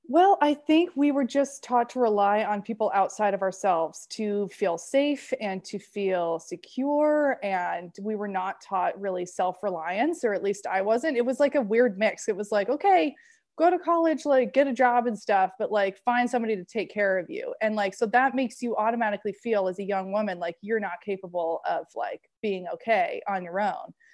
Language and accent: English; Maine, United States; moved away as an adult; now in California, United States; In California, I'm from Maine originally